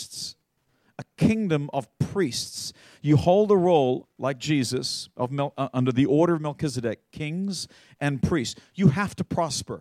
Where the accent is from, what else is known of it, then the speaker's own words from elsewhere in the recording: Australia; I'm an Australian